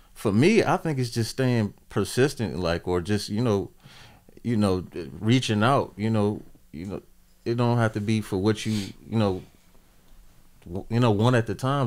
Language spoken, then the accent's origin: English; Portsmouth, Virginia, United States; now in Ohio, United States; I hail from Portsmouth, Virginia